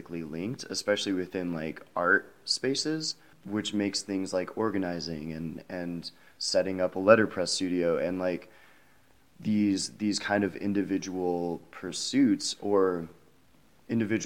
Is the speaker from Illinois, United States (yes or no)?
yes; Illinois, United States; now in Minneapolis, United States; I'm from Illinois as well